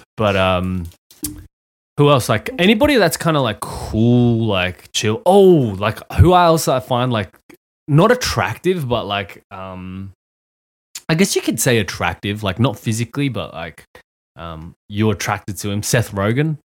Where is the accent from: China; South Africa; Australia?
Australia; When I was a child, uh, I grew up in Australia